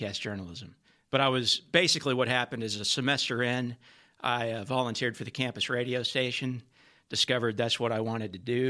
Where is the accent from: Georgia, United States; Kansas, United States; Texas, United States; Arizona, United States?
Texas, United States; Garland; I'm from Garland, Texas.